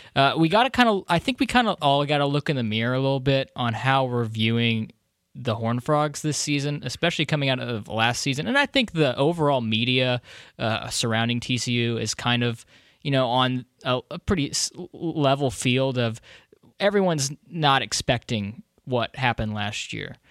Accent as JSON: {"language": "English", "town": "Bedford", "region": "Texas", "country": "United States", "moved": "yes", "said": "I lived in Bedford for thirteen years"}